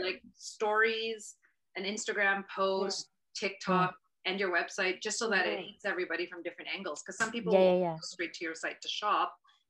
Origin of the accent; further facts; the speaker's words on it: Philippines; like all the designs you have picked, I get it, because I'm Filipino.